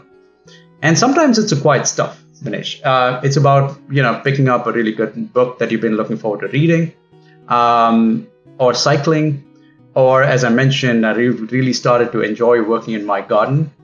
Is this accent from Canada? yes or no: no; Bangalore, Karnataka, India; moved away as an adult; now in Seattle, United States; I am from Bangalore, but now I live in Seattle with my wife, Chaitanya, and dog, Imli